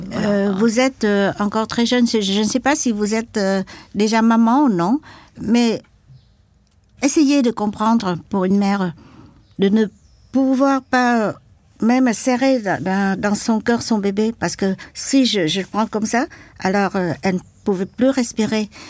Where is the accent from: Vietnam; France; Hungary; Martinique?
Vietnam; Can Tho, Mekong Delta; French is a second language; moved away; also born or lived in Saigon; mon village natal était pas à Saigon, mais à Kantheur, dans le delta du Mekong.